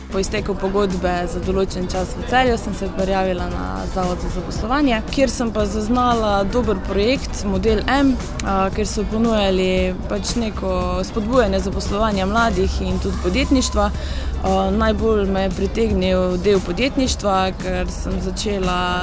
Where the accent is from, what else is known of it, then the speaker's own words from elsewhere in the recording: Mozirje, Slovenia; prihajam iz Mozirja